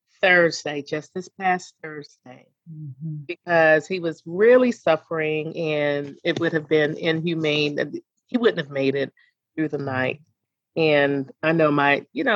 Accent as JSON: {"language": "English", "town": "Annapolis", "region": "Maryland", "country": "United States", "tie": "born or raised there", "moved": "yes", "lives_now": "Atlanta, United States", "said": "my hometown of Annapolis, Maryland"}